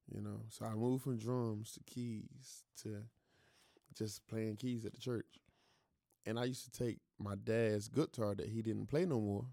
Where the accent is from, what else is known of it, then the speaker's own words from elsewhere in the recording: Greenville, North Carolina, United States; I was born in Greenville, North Carolina.